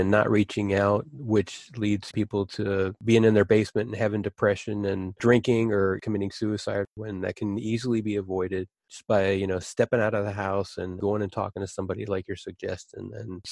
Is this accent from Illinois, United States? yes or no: no; Cincinnati, Ohio, United States; I'm from Cincinnati. You know that? That's where I was born and raised.